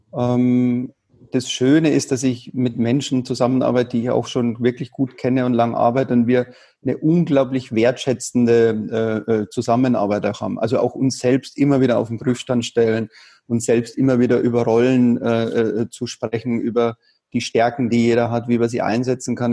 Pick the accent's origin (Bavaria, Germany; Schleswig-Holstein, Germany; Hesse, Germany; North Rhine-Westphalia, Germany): Bavaria, Germany; ich bin ja in Bayern groß geworden